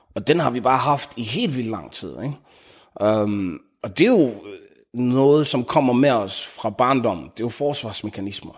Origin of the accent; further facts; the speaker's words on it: Denmark; ud i Frunlund, hvor, jeg, hvor min familie har hvor jeg vokset op, og hvor jeg voksede op, og hvor vi har boet siden.